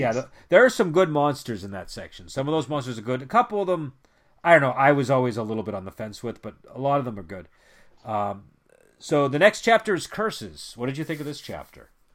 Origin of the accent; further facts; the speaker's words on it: United States; I'm an American, and I was, grew up in the nineties